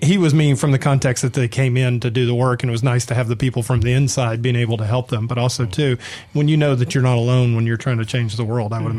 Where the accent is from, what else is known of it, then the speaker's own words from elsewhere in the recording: Atlanta, Georgia, United States; moved away as an adult; now in Mississippi, United States; I grew up in Atlanta. I came here